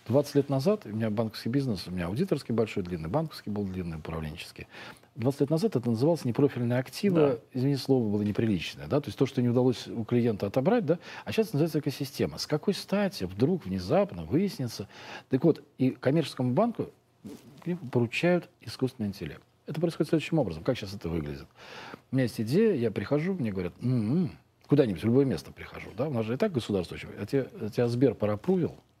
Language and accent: Russian; Russia; мы из России